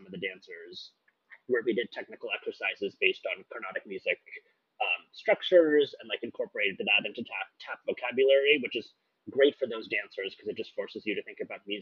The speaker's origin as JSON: {"language": "English", "town": "Seattle", "region": "Washington", "country": "United States", "said": "I'm from Seattle."}